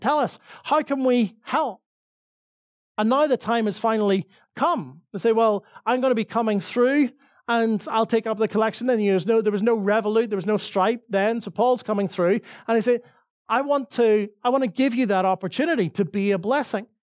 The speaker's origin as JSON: {"language": "English", "region": "Northern Ireland", "country": "United Kingdom", "accent": "Northern Irish", "moved": "yes", "lives_now": "Dublin, Ireland", "said": "my Northern Irish accent"}